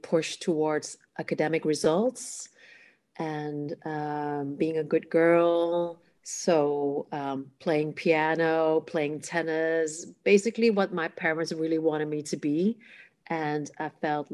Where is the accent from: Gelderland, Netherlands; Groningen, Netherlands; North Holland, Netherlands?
North Holland, Netherlands; Amsterdam; first language Cantonese; English is a second language; I am born in the Netherlands, in the capital city, Amsterdam. My parents are from Hong Kong. So I grew up speaking Cantonese